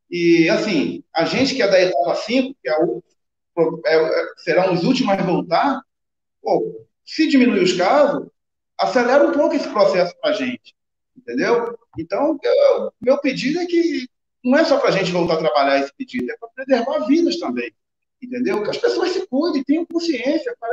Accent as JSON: {"language": "Portuguese", "region": "Rio de Janeiro", "country": "Brazil", "also_born_or_lived": "Greece", "moved": "as an adult", "lives_now": "Montes Claros, Brazil", "said": "Então, eu sou carioca, né? Mas moro aqui hoje, em claro. Claros."}